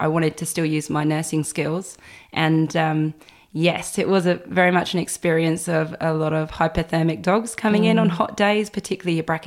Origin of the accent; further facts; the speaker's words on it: Eastbourne, South East England, United Kingdom; moved away as an adult; also born or lived in Gold Coast, Australia; now in Brisbane, Australia; I'm originally from the UK, East Sussex, a little town called Eastbourne. And I moved to Australia about 8